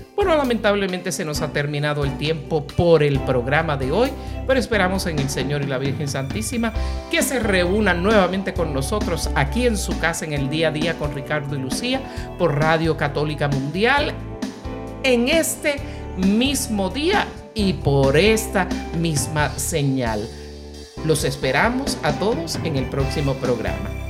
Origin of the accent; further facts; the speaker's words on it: Puerto Rico; el corazón de Boricua